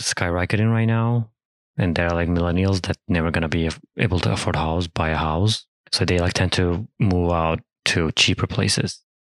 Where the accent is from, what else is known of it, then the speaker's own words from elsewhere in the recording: Turkey; English is a second language; now in United States; I'm coming from Turkey.